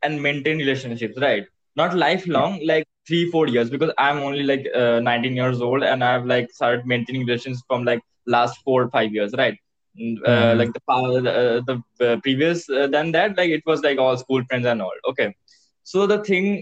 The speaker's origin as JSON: {"language": "English", "town": "Kolkata", "region": "West Bengal", "country": "India", "said": "I'm from Kolkata"}